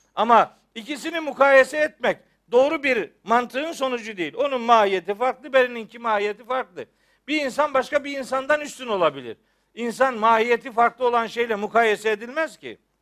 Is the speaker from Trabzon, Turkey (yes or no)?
yes; Trabzon, Turkey; ben Trabzonluyum